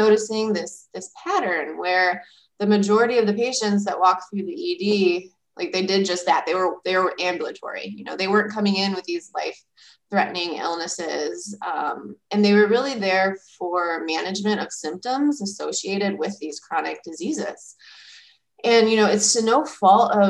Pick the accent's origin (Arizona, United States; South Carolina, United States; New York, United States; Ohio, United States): Ohio, United States; Lorain; moved away as an adult; also born or lived in San Antonio, Texas / San Francisco Bay Area, California / Chicago, Illinois; I grew up in Lorain, Ohio, which is just west of Cleveland